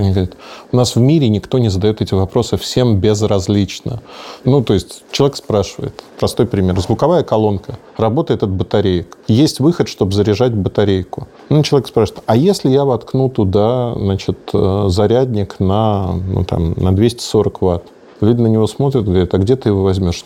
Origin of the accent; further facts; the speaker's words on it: Russia; мы русские